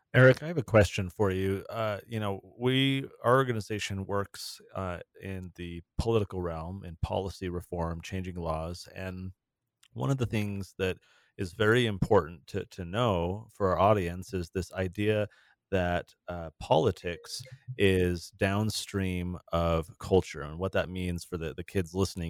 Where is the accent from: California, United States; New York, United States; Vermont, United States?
California, United States; Southern; I grew up in Southern California